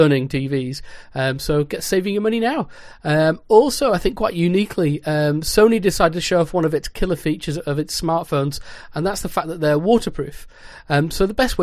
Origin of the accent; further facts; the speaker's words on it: North West England, United Kingdom; I hail from Sector 7G, or more commonly known as the northwest of England